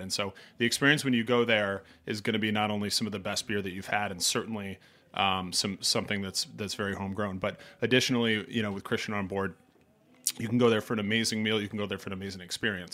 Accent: Vermont, United States; moved away as an adult; also born or lived in New York City; now in New York, United States; I'm not a native New Yorker, I grew up in Vermont.

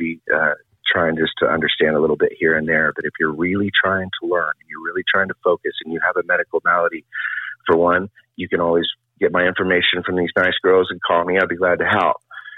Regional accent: Oklahoma City, Oklahoma, United States; I grew up in Oklahoma City

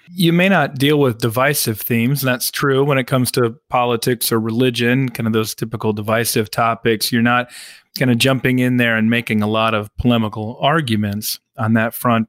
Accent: Midwest, United States; I come from the Midwest, um, Methodist on one side, Lutheran on the oh, other

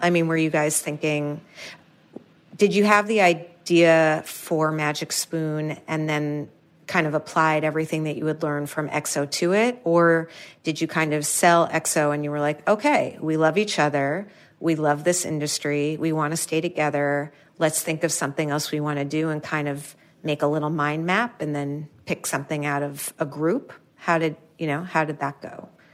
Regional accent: New York City, New York, United States; I'm from New York City, like Manhattan

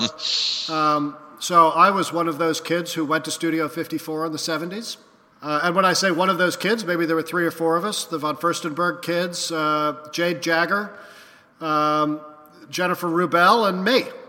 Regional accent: New York City, New York, United States; I grew up in New York City in the 1970s

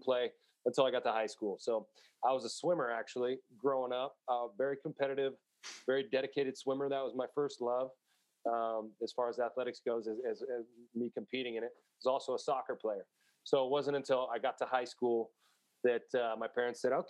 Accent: San Jose, California, United States; moved away as an adult; also born or lived in Los Angeles, California; now in Denver, United States; I grew up in San Jose, which is in the Bay Area.

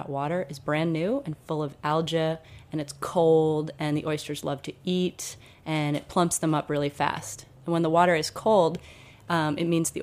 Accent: Duxbury, Massachusetts, United States; Most of us are actually from Duxbury. I was raised right on Island Creek

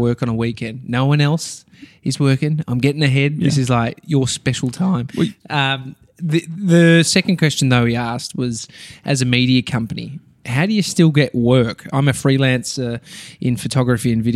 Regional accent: Melbourne, Victoria, Australia; I'm from Melbourne

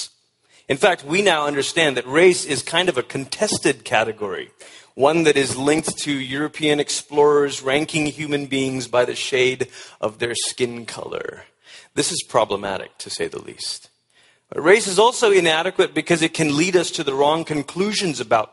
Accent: Malaysia; moved away; I was born in Malaysia, which is about as far as you can go on the other side of the world before you start coming back around

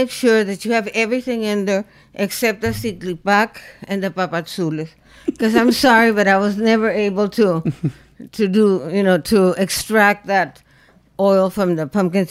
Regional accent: Chihuahua, Mexico; moved away; the ranch where I grew up in Chihuahua

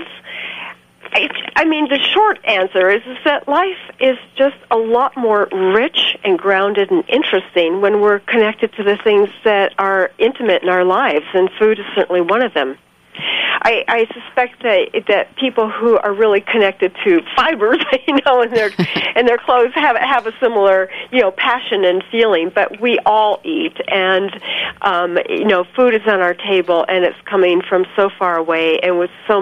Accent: California, United States; now in New Mexico, United States; I grew up in California

